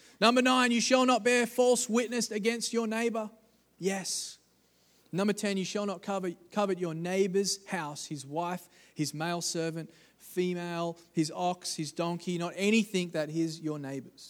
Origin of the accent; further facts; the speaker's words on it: Australia; I'm from Australia